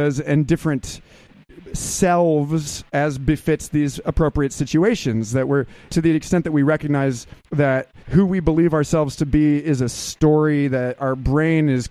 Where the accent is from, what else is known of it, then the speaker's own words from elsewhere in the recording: Austin, Texas, United States; I'm from Austin, Texas